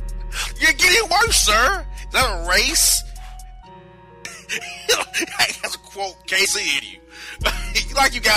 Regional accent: Kansas City, Missouri, United States; I'm Kansas City, brother. I'm trying to be offensive to you. I'm from Kansas City.

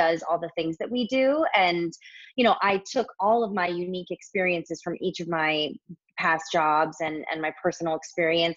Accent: Southern California, United States; moved away as an adult; also born or lived in New York; I was born and raised in Southern California, went to college at SC

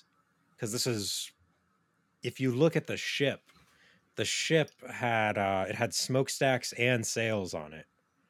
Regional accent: United States; I grew up in America

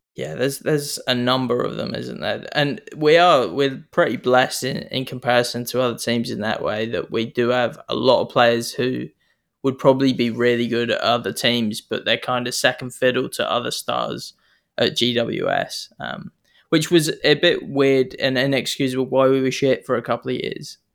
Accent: New Zealand; accent: Kiwi; now in Sydney, Australia; I'm not from here. You can tell I've got an accent. I'm clearly Kiwi.

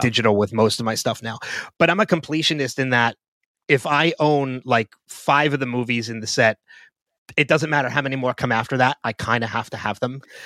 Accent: New Jersey, United States; born or raised there; also born or lived in Philadelphia

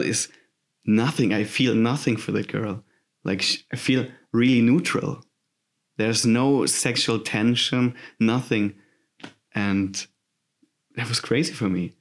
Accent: Southern Germany, Germany; English is a second language; moved away as an adult; now in Hamburg, Germany; I'm from Germany. I'm coming from this beautiful southern part of Germany with a weird language

